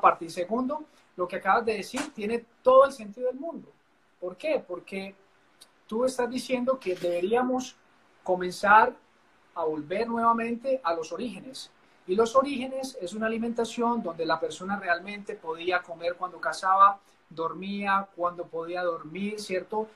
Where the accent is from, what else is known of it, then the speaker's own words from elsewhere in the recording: Paisa region, Antioquia, Colombia; como decimos los paisas